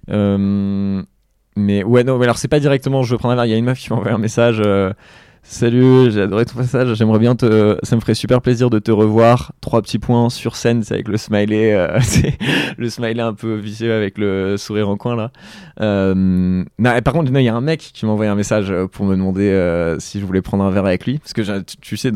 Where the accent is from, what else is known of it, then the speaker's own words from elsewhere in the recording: Lille, Hauts-de-France, France; moved away; je suis originaire de Lille.